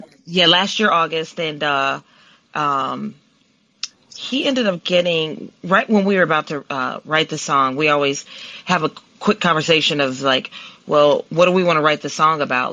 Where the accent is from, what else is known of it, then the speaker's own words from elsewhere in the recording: Columbus, Ohio, United States; accent: southern twang; also born or lived in Milwaukee, Wisconsin; now in Los Angeles, United States; I'm originally from Columbus, Ohio. Um, moved to Milwaukee, Wisconsin, and that's where I met Charles. And then we moved here about a year